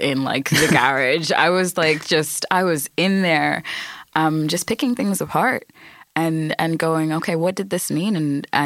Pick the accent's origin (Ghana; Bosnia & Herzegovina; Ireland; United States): Ireland